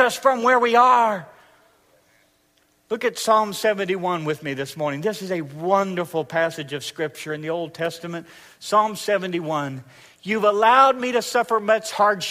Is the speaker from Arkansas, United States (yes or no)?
yes; Arkansas, United States; I'm from the South